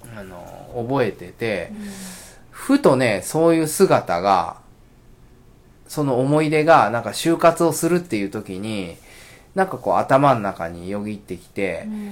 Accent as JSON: {"language": "Japanese", "town": "Asakuchi", "region": "Okayama", "country": "Japan", "tie": "born or raised there", "said": "生まれも育ちも、あのー、浅口"}